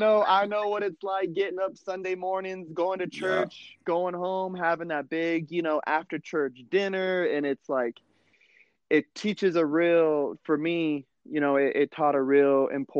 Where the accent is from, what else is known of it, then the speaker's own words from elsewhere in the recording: Fairfax, Virginia, United States; born there; also born or lived in California / North Carolina; I was born in Virginia, you know what I mean, Fairfax, Virginia. My family moved here to California, and then I moved back to the East Coast out in North Carolina, where I spent about, you know, 8-9 years of my life.